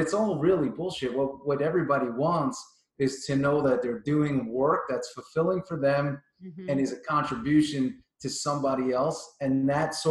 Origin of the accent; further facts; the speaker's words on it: New York, United States; moved away as an adult; also born or lived in Florida; I grew up in New York.